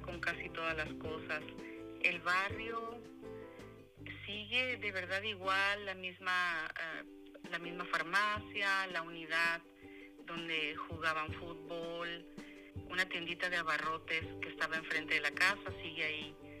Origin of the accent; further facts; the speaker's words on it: Guadalajara, Jalisco, Mexico; moved away; Fui a mi ciudad natal, Guadalajara, en México